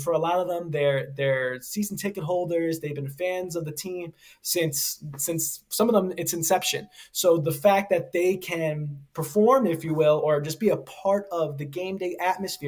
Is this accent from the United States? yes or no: yes; New York City, New York, United States; moved away as an adult; now in Pittsburgh, United States; I grew up a New York kid, and I wear that with me always